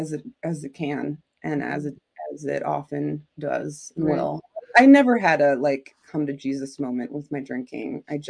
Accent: Carbondale, Illinois, United States; moved away; also born or lived in Prague; I grew up in Carbondale, Illinois, which is like southern part. It's almost Kentucky. Almost Kentucky of Illinois.

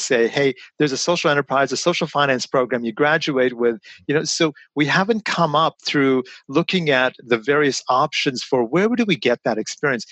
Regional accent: London, Ontario, Canada; all of us ended up moving to London, Ontario. So I was about eight when I came to Canada

